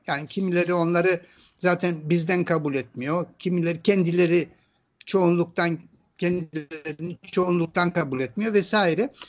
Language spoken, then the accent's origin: Turkish; Istanbul, Turkey; also born or lived in Ankara; Ankara'da doğdum ama İstanbul'da büyüdüm. Yani ben e, Ankara e, bebekken İstanbul'a gelmişim. İstanbul'da büyüdüm.